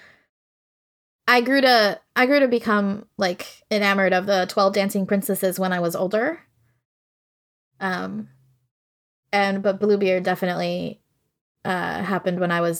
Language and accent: English; Puerto Rico; growing up in Puerto Rico.